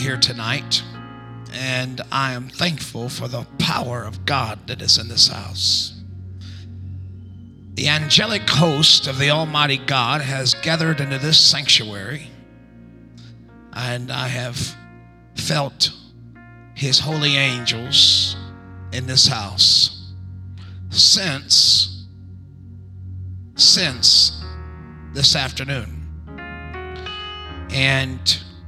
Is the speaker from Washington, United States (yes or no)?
no; Texas, United States; I'm from Texas